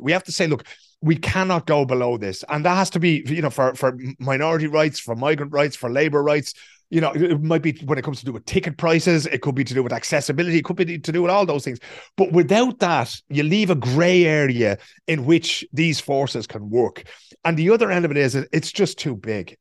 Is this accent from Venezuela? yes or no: no; Ireland; we know as Irish people